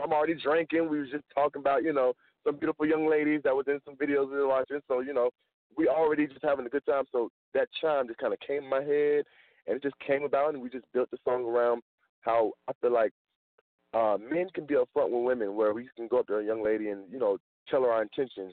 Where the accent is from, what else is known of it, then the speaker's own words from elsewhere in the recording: the South, United States; I'm from the South